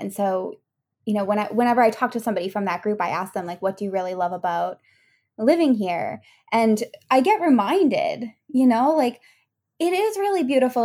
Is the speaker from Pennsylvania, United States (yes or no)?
no; Massachusetts, United States; moved away as an adult; now in France; I come from Massachusetts